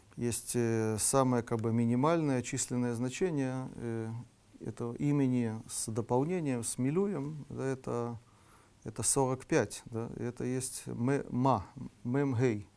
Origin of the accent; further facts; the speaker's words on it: Russia; мы из России